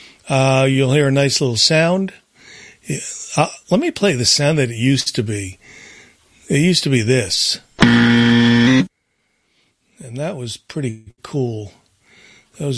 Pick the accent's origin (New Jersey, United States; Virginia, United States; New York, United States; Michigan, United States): New Jersey, United States; moved away; a guy I grew up with in New Jersey, Brian... It turned out that we moved from New Jersey